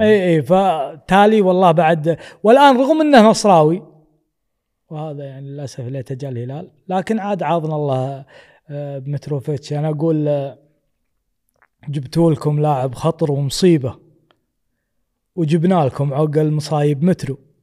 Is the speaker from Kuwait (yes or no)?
yes; Kuwait; حنا ككويتيين